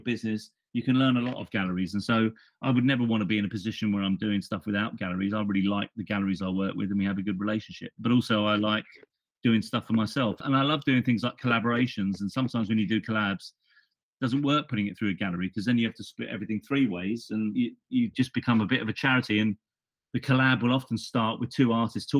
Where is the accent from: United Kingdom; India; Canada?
United Kingdom; London; I'm from London.